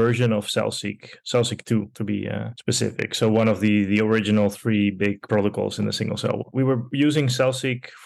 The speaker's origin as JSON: {"language": "English", "country": "Netherlands", "tie": "born or raised there", "also_born_or_lived": "Porto Alegre, Brazil / Montevideo, Uruguay", "said": "I'm originally from Brazil, from Porto Alegre, so the southernmost capital in Brazil. And I grew up partially there and then partially in Uruguay, in Montevideo, and moved to Holland when I was almost 7 years old"}